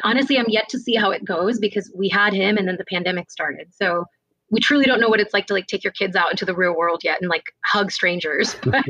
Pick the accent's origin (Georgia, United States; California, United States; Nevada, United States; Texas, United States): Georgia, United States; Atlanta; Born and raised in the States, actually, in the South. And, you know, I grew up in Atlanta, specifically in like the Johns Creek area. So a really prominent neighborhood